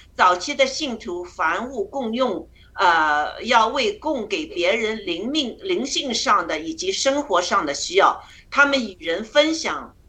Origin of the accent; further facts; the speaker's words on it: China; moved away; 我们中国人出来这么多